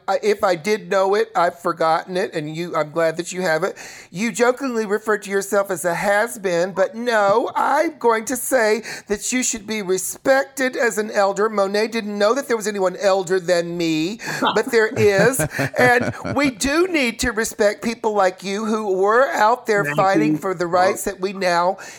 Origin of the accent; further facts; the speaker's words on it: Chattanooga, Tennessee, United States; moved away; also born or lived in New York; I grew up in Chattanooga, Tennessee.